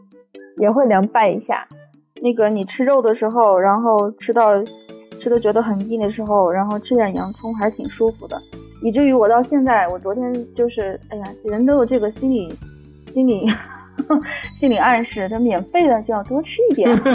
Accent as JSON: {"language": "Chinese", "town": "Bayannur", "region": "Inner Mongolia", "country": "China", "said": "我们班研的两皮"}